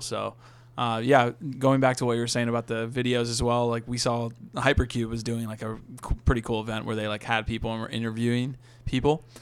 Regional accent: Virginia, United States; I'm from Virginia

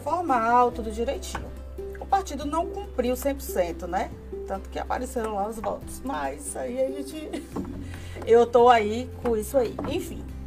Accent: Itabuna, Bahia, Brazil; also born or lived in Aracaju / Salvador; eu sou de Tabuna, né? Nasci aqui, é, estudei fora, morei em Aracaju, morei em Salvador, depois retornei para Itabuna

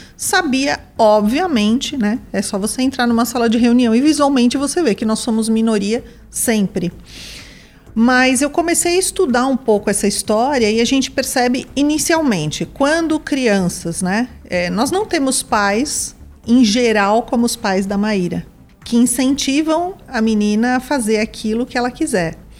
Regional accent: São Paulo, Brazil; also born or lived in São Caetano do Sul; Eu nasci numa cidade do ABC, em São Caetano do Sul, mas fui criada em São Paulo

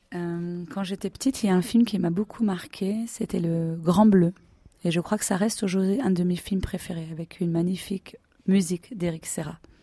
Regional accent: France; moved away as an adult; now in Hamburg, Germany; Je suis française

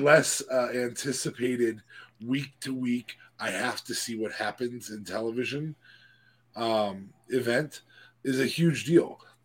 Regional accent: San Diego, California, United States; I'm from San Diego. Booyaka. San Diego, California.

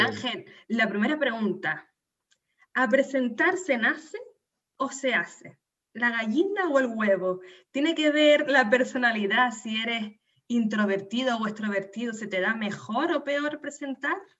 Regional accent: Canary Islands, Spain; nacida en Canarias

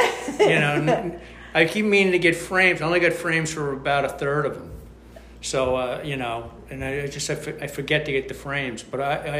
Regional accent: Brooklyn, New York, United States; Yeah. We're from Brooklyn. Dad was from Brooklyn. Mom was from Brooklyn.

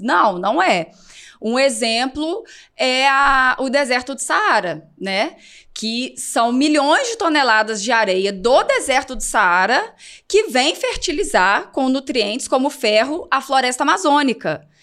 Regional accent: Minas Gerais, Brazil; moved away as an adult; now in Região dos Lagos, Brazil; eu sou de Minas.

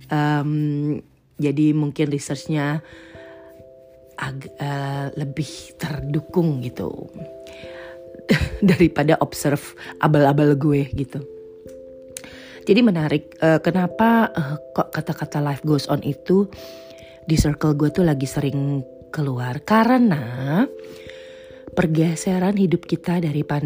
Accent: Netherlands; Atau mungkin gue berasal dari Belanda yang cuacanya lebih uh, nyebelin ya.

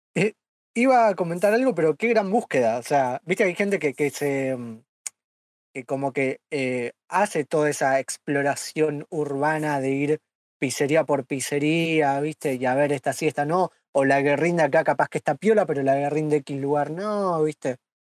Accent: Buenos Aires, Argentina; por ser porteño

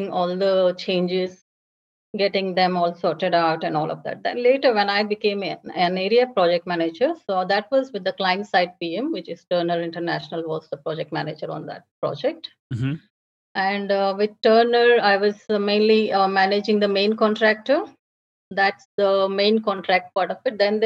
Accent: India; moved away as an adult; also born or lived in Dubai / Abu Dhabi; now in Australia; I'm from India

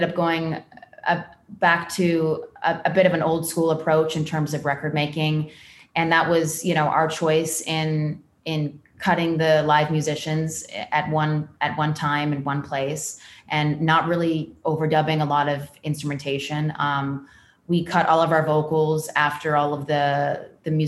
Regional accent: California, United States; born or raised there

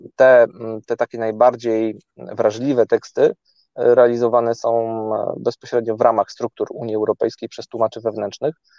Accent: Gdańsk, Pomeranian Voivodeship, Poland; wszyscy jesteśmy z Gdańska

